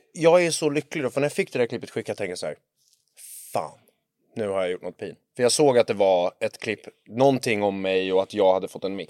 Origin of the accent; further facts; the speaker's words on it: Lidingö, Stockholm County, Sweden; vi är från Lidingö